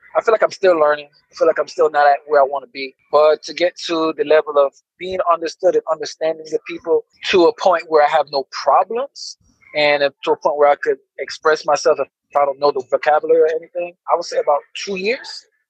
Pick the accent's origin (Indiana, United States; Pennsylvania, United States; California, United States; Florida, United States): Florida, United States; Orlando; moved away as an adult; also born or lived in Jamaica / Tennessee / Bogota, Colombia; now in Colombia; I'm from Jamaica so I'm from Jamaica born, but you know, I'm Orlando, Florida raised.